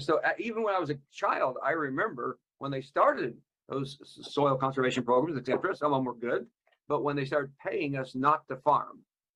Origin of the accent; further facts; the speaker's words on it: Kansas, United States; He's out of my home state, Kansas